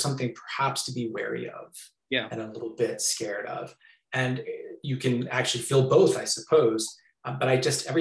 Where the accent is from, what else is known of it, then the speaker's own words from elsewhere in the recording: just outside Boston, Massachusetts, United States; moved away as an adult; also born or lived in Hong Kong; I grew up just outside Boston with my mom and dad and my two brothers